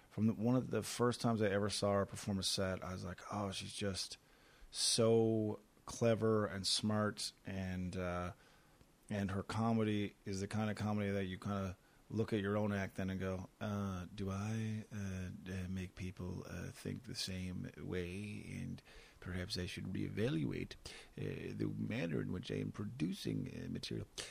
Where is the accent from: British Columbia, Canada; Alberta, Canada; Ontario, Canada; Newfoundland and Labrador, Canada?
Newfoundland and Labrador, Canada; Corner Brook; Corner Brook, my hometown